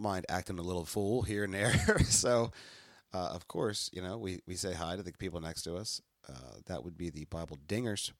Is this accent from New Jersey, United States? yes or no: yes; New Jersey, United States; We're from South Jersey